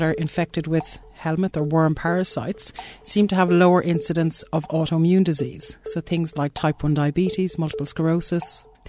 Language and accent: English; Ireland; accent: Irish; moved away; So I'm Irish, you may guess from my accent. So I started my research career in Ireland